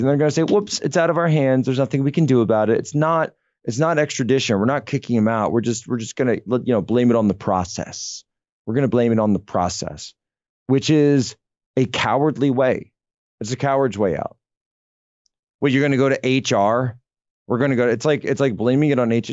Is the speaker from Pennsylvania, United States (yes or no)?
yes; Pennsylvania, United States; moved away; back in my home state of Pennsylvania